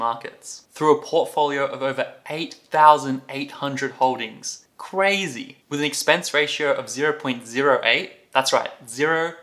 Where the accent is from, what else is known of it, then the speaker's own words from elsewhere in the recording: Australia; as an Australian